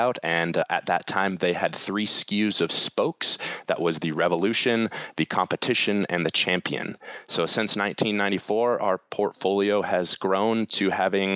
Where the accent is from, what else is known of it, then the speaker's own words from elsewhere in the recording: Valdez, Alaska, United States; I grew up in Valdez, Alaska